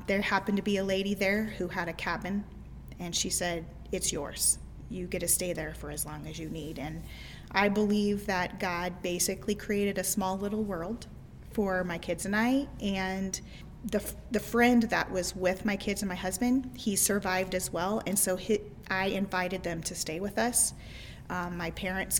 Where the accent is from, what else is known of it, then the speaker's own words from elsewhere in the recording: Midwest, United States; I was raised in the Midwest my entire life